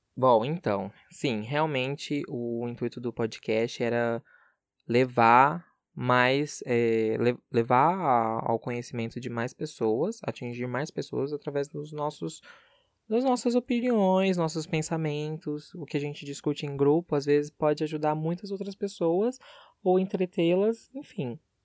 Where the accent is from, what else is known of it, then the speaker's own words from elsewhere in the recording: Barretos, São Paulo, Brazil; moved away as an adult; now in São José do Rio Preto, Brazil; eu sou de Barretos terra do peão, e moro em Rio Preto já faz um bom tempo.